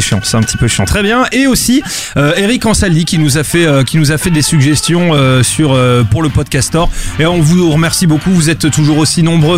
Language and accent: French; Bordeaux, Nouvelle-Aquitaine, France; now in Paris, France; je suis de Bordeaux